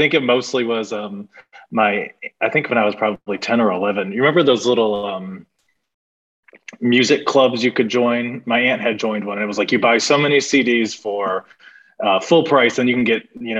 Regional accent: Midwest, United States; You know, we're from the Midwest and we see farms everywhere. Now I live in the Deep South, farms everywhere.

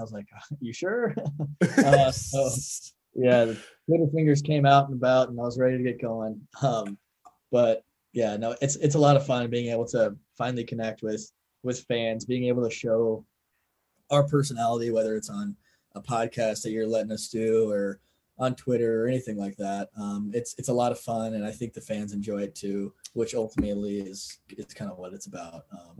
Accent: North Carolina, United States; I'm from North Carolina and people eat differently here in the Midwest, which is like totally cool.

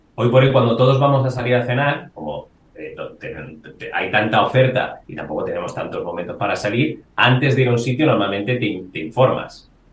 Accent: Salamanca, Castile and León, Spain; now in Madrid, Spain; yo soy de Salamanca, llevo bastante bandera de eso

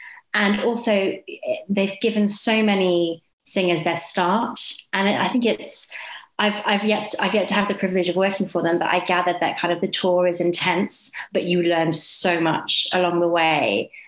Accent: Nottingham, East Midlands, United Kingdom; moved away as an adult; also born or lived in Leeds; now in London, United Kingdom; I'm from the regions. I'm from Nottingham and then went to university in Leeds and then lived in Leeds very happily in postgrad life. And then I've been in London for the past 7 years. So I don't really have a home anymore, kind of from all three of those places.

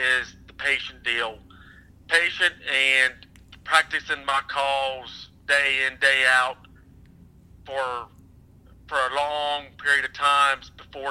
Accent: Bedford, Pennsylvania, United States; I'm from South Central. It's Bedford, Pennsylvania, and that's where I hunt at.

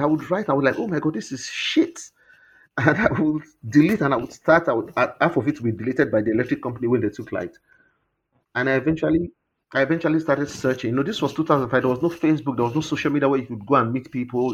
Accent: Warri, Delta, Nigeria; Warri, where I grew up in the Niger Delta

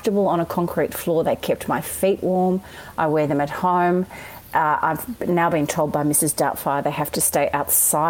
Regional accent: Australia; we're Australian

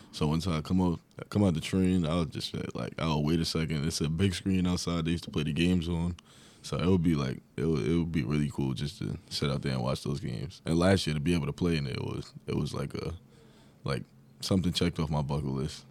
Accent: Long Island, New York, United States; I was from Long Island

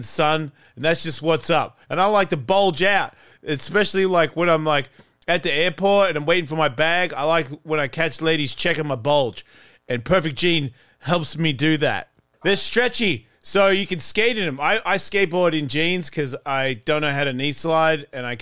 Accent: Australia; moved away; I'm Australian

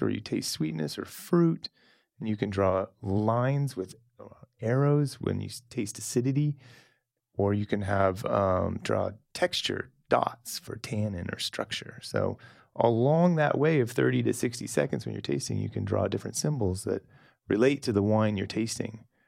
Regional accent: Salem, Oregon, United States; moved away as an adult; also born or lived in Napa / Chile / New Zealand / Burgundy; I grew up in Salem

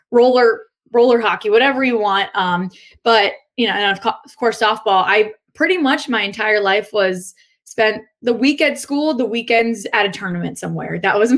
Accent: Northern Virginia, United States; moved away as an adult; now in Buffalo, United States; I grew up right outside of Washington, D.C., Northern Virginia area

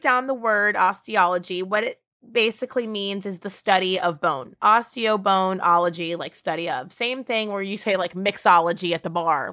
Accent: Ireland; I am Irish

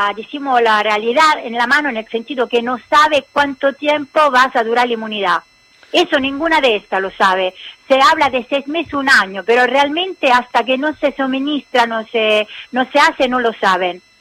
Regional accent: Italy; Spanish is a second language; nosotros somos italianos

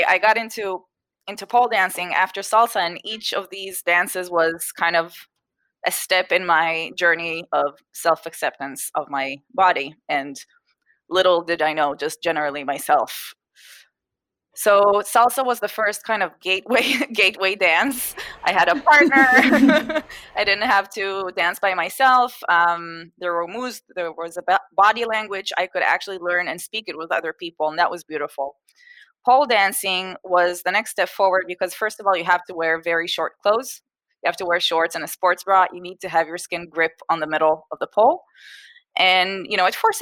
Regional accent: Israel; also born or lived in Boston, United States / Japan / Singapore / Miami, United States; I was born in Boston, the States, to an Israeli family, and we came back to Israel shortly after I was born. So I grew up mostly in Israel. We spent a few years in Japan and in Singapore when I was a kid

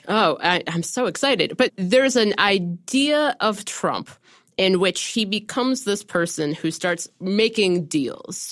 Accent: Ohio, United States; growing up in Ohio in two thousand four

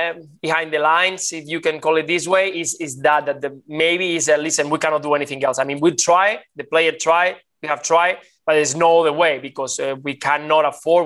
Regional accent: Barcelona, Catalonia, Spain; I grew up in Barcelona

